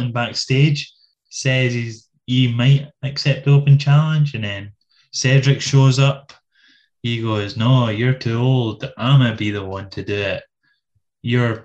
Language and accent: English; Scotland, United Kingdom; I'm Scottish